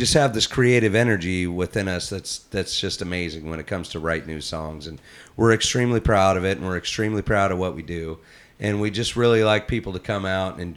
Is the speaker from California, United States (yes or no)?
yes; Southern California, United States; moved away; I grew up in Southern California with pop punk, where it started